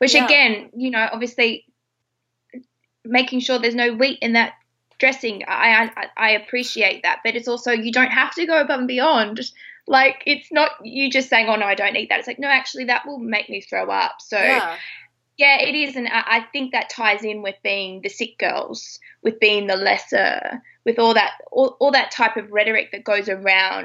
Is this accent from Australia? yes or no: yes; Australia; I'm Australian